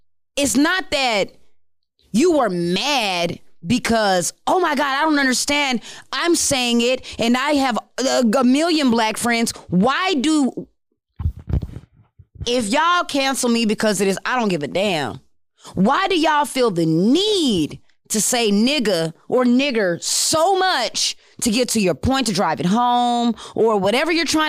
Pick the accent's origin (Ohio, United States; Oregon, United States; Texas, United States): Texas, United States; El Paso; also born or lived in Maryland; I'm from El Paso, if y'all don't know. I'm from El Paso. I migrated to Maryland because half my family is from both. And then I moved here.